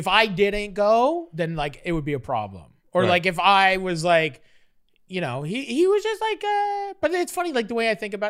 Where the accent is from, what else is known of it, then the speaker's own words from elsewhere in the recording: Toronto, Ontario, Canada; I lived in Parkdale in Toronto for years, and I grew up on Parkdale Ave, and a street over on Ferndale was Ferndale Park.